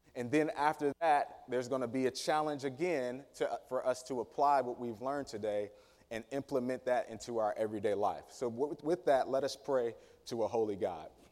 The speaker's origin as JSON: {"language": "English", "town": "Danville", "region": "Virginia", "country": "United States", "tie": "born or raised there", "said": "community that I grew up in in Danville, Virginia, city proper, but specifically a place called Dry Fork, Virginia"}